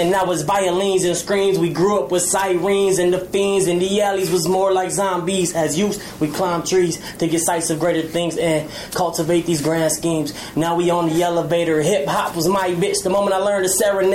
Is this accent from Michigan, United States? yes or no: no; Chicago, Illinois, United States; I'm from Humble Park, to be exact